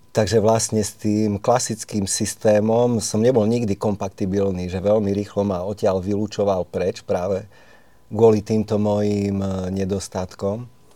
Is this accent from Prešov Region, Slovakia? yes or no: yes; Štrba, Prešov Region, Slovakia; u nás v Štrbe, ja som zo Štrby